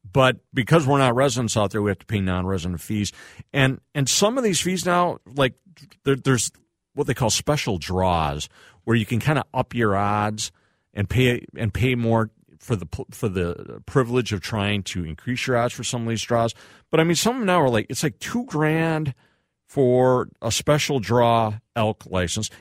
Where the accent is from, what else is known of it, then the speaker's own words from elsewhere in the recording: United States; moved away; also born or lived in Winona, Minnesota; I grew up, I went to high school and middle school down in the Trump-Lo area